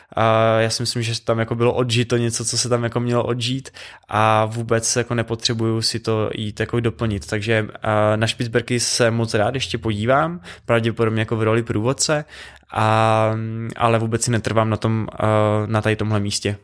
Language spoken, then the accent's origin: Czech; Czechia; jako dva Češi